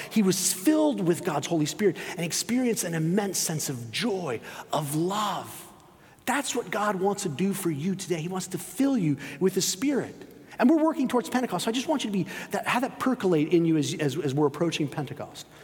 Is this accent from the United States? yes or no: no; Spain; I grew up in Spain, spent 13 years living there.